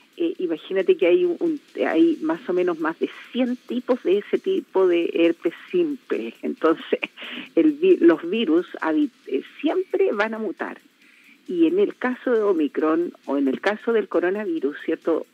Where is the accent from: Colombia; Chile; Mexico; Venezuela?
Chile; como chilenos